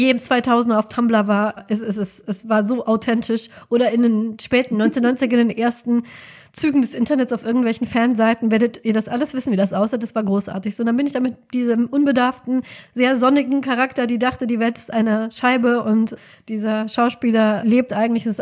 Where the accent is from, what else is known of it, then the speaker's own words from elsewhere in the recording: Rhineland, Germany; now in Cologne, Germany; ich finde das nur als Rheinländerin sehr halt witzig.